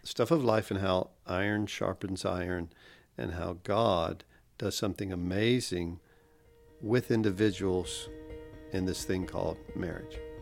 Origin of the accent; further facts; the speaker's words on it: Pensacola, Florida, United States; also born or lived in Kansas City, Missouri; I grew up here in Gulfbury, East Pensacola, and I had a large extended family.